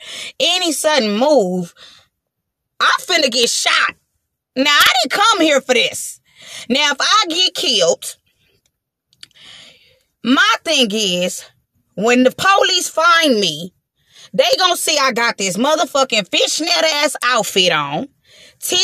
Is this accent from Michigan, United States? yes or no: no; Los Angeles, California, United States; I'm from Watts. I'm from 109th. I'm from the, you know what I'm saying? I'm from the projects. I'm from Watts.